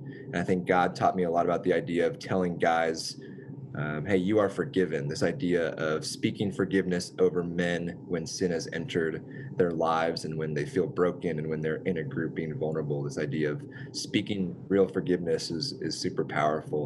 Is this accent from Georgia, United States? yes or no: no; Richardson, Texas, United States; I have lived in Richardson since then, which is my hometown. It's where we were both from